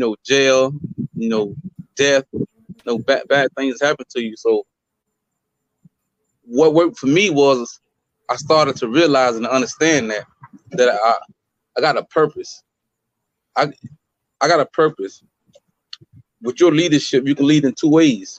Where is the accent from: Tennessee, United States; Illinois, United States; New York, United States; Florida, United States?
Florida, United States; Fort Pierce; I'm originally from Fort Pierce, you know, born and raised